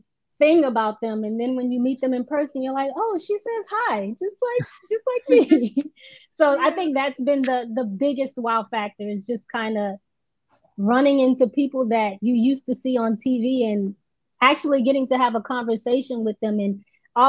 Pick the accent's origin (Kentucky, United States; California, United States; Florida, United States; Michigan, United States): Florida, United States; Oakland; moved away as an adult; also born or lived in Atlanta; now in Los Angeles, United States; I'm originally from Florida. From a very small town in Florida. It's Oakland, Florida.